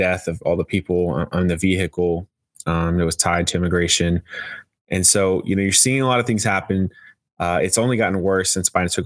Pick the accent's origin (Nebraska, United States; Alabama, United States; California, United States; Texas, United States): Texas, United States; now in Washington, D.C., United States; my home state of Texas